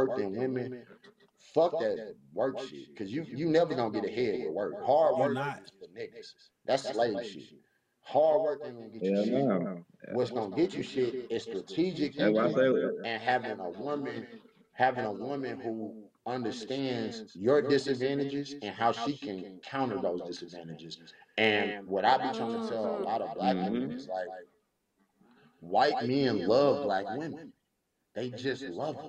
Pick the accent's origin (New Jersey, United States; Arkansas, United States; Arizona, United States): Arkansas, United States; Pine Bluff; I come from a crack pandemic lifestyle where I'm from Pine Bluff, Arkansas.